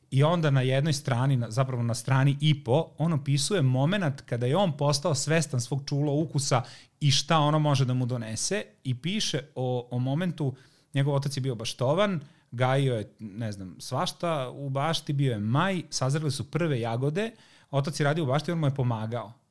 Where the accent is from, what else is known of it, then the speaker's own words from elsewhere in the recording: Zrenjanin, Vojvodina, Serbia; ja sam dete iz Banata